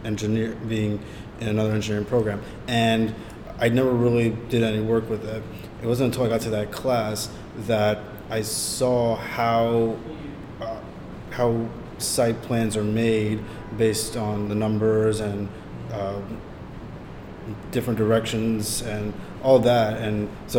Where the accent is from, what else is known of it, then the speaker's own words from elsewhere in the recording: New York City, New York, United States; I was born and raised in the Bronx, and I grew up in New York City